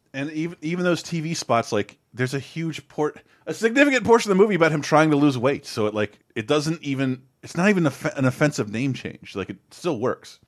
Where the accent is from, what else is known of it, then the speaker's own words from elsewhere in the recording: United States; I'm an American